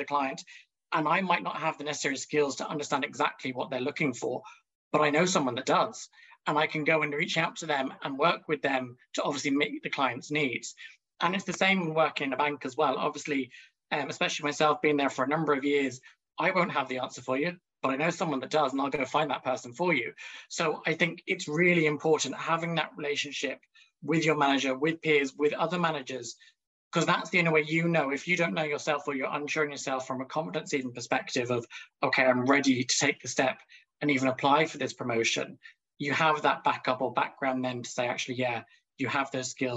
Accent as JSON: {"language": "English", "country": "Ireland", "said": "we as Irish people"}